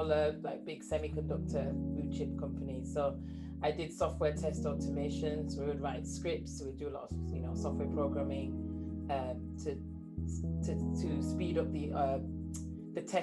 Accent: Leeds, Yorkshire and the Humber, United Kingdom; accent: northern; now in Cambridge, United Kingdom; I was born and raised in Leeds, England. So I've, as you can hear from my accent, those people in the UK, you know, I'm from the north. I now live in Cambridge

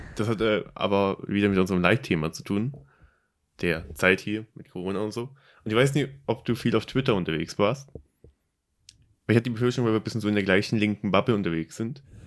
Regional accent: Germany; accent: German; Mein deutscher Akzent wie eh und je stark.

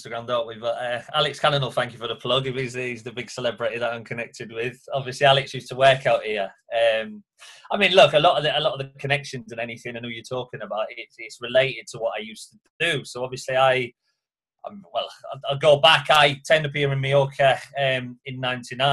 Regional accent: Hull, Yorkshire and the Humber, United Kingdom; moved away as an adult; now in Magaluf, Spain; I'm from Hull, in Yorkshire, so that's where obviously up until that point, that's where I'd been. I didn't know anything else, you know, so still living at home with my mum and dad at the time

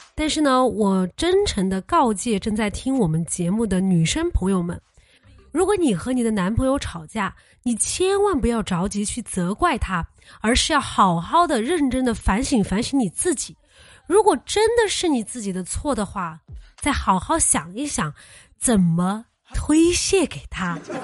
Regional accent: China; 我们中国人

